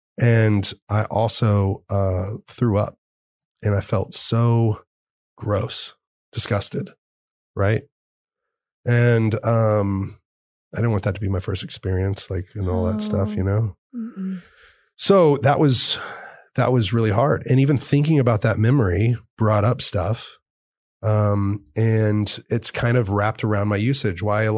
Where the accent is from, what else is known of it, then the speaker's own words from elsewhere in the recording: Fort Worth, Texas, United States; I was growing up in Fort Worth. I was going to Dallas.